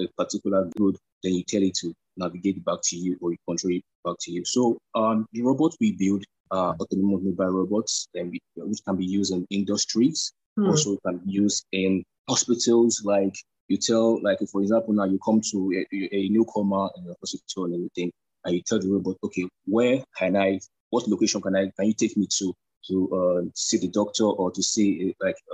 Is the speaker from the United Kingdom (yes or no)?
no; Nigeria; I'm a Nigerian